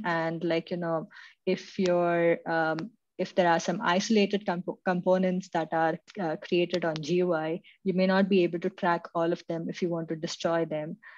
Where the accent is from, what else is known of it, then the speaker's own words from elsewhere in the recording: Mumbai, Maharashtra, India; moved away as an adult; now in Munich, Germany; I'm currently in Munich, Germany, where I've been living for the last three years, but I'm originally from India, Mumbai.